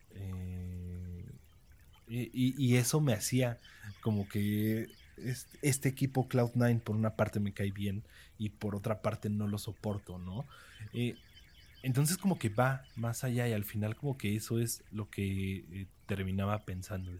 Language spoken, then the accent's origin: Spanish; Mexico; yo soy mexicano